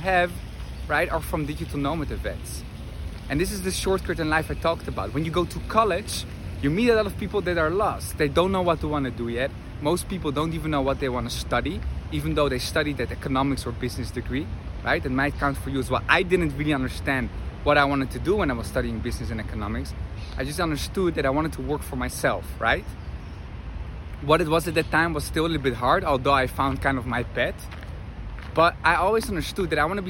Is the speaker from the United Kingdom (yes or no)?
no; Netherlands; moved away as an adult; also born or lived in Argentina / Madrid; I'm from the Netherlands, grew up there